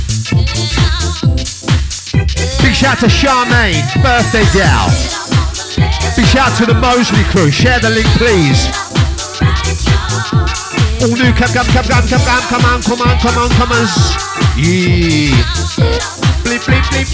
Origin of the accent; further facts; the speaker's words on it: London, United Kingdom; I come from London as well